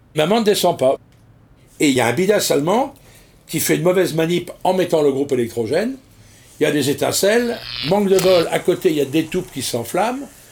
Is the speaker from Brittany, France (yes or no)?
yes; Brittany, France; Je rentre à l'école des mousses de l'Octudie, au Dourdi, chez moi en Bretagne